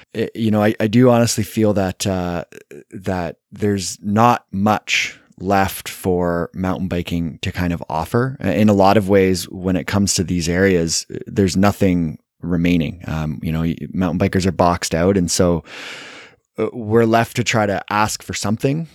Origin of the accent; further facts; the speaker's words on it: Canada; I'm Canadian